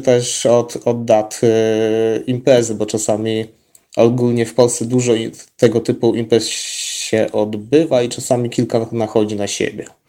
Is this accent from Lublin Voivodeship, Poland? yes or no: yes; Zamość, Lublin Voivodeship, Poland; u nas w Zamościu